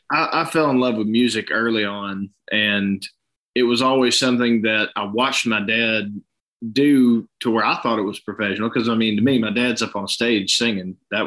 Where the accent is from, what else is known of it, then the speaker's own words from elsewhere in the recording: Chattanooga, Tennessee, United States; Well, growing up here, man, we had – really, it was a little bit of everything because you're not far from anywhere you want to go. You got Knoxville, an hour and a half one way, Atlanta, 2 hours south, Nashville, 2.5 north.